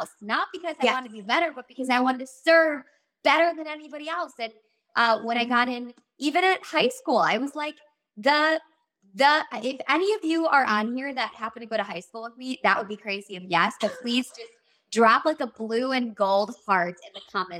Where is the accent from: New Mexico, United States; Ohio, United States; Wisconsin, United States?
Wisconsin, United States; Milwaukee; I don't know anybody in Hollywood. I'm from Milwaukee, Wisconsin.